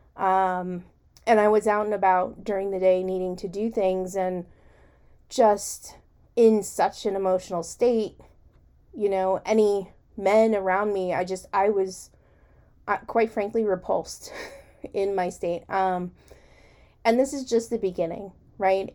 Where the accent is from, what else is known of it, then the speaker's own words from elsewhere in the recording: United States; as an American